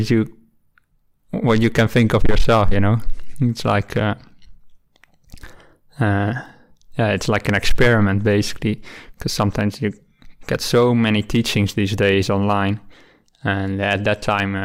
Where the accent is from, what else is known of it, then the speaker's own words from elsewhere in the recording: Rotterdam, South Holland, Netherlands; moved away as an adult; also born or lived in Delft; now in Australia; I'm from the Netherlands, where I was born near the city of Rotterdam, and I lived there my whole youth.